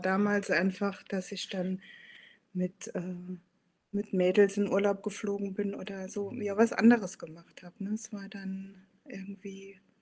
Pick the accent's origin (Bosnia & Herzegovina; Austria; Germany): Germany; Saarland; moved away as an adult; now in Hamburg, Germany; gebürtige Saarländerin, wohne seit 13 Jahren in Hamburg